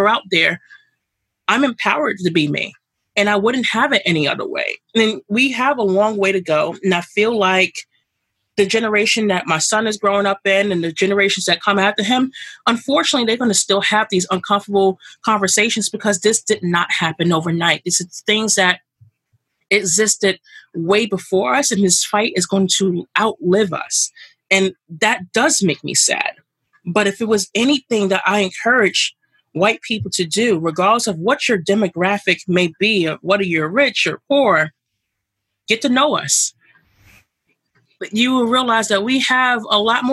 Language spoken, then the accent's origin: English; New York City, New York, United States; I grew up here in Brooklyn all my life